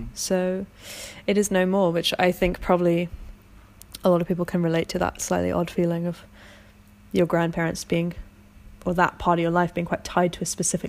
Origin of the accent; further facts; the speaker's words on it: London, United Kingdom; Having grown up in London